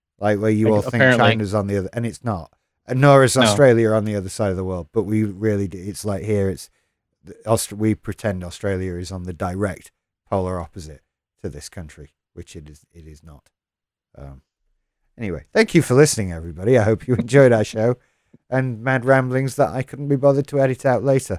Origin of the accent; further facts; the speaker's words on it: United Kingdom; as a British person